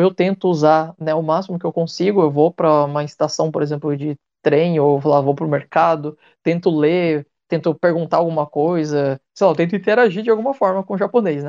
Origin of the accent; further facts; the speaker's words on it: Brazil; moved away as an adult; now in Japan; já ter cara de ser um descendente japonês, mas sei lá, às vezes meio brasileiro